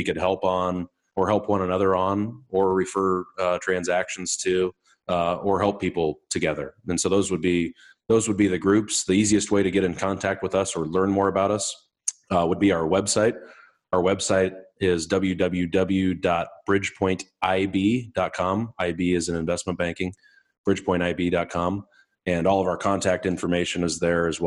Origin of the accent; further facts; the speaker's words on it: Malcolm, Nebraska, United States; So Malcolm, Nebraska is my hometown.